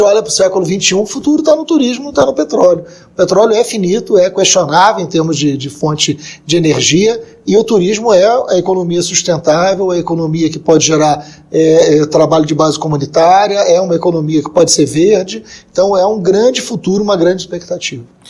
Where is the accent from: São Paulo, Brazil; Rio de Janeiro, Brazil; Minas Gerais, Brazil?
Rio de Janeiro, Brazil; Niterói; na minha juventude é, foi no PT, né, em Niterói, minha cidade, né, Rio de Janeiro